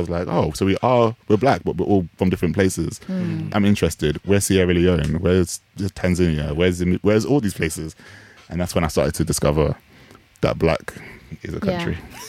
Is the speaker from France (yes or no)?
no; United Kingdom; my identity as a Jamaican, British born Jamaican person and being part of the Caribbean